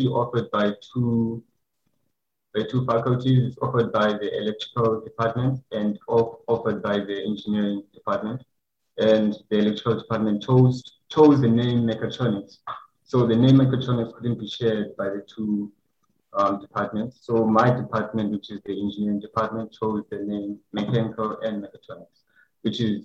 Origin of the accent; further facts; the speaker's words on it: Cape Town, Western Cape, South Africa; the place called Masi, it's in a town called Fishhook. So that's where I grew up with my mother and my brother.